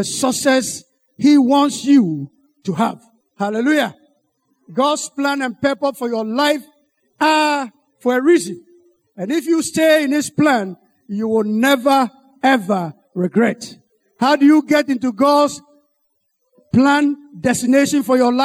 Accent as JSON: {"language": "English", "country": "Ghana", "said": "I'm from Ghana"}